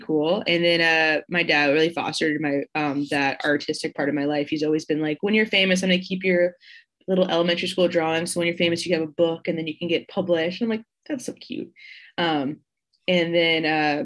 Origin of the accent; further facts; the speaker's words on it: Baltimore, Maryland, United States; now in Philadelphia, United States; I live in Philadelphia, Pennsylvania, and I'm originally from Baltimore